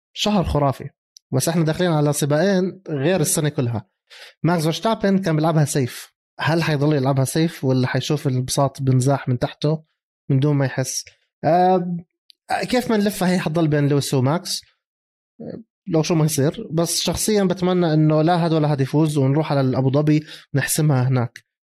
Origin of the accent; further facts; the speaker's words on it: Jordan; احنا عندنا بالاردن